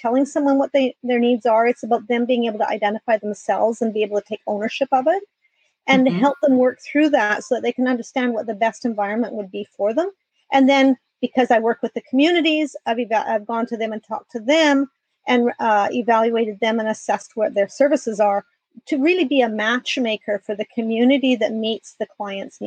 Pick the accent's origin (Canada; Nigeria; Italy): Canada; moved away as an adult; now in San Diego, United States; I am Canadian and moved to San Diego 4 years ago